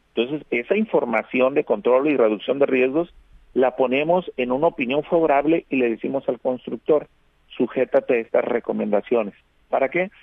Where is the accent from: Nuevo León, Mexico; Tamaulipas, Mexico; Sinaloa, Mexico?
Sinaloa, Mexico; Navolato; yo soy de, de Nabolato